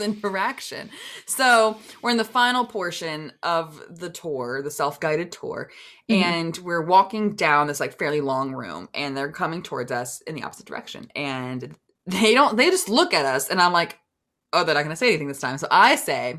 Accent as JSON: {"language": "English", "region": "New York", "country": "United States", "said": "I was from New York"}